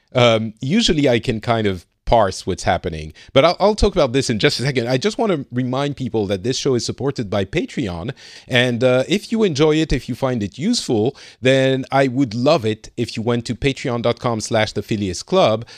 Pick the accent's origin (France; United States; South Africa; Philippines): France; now in Finland; I'm from France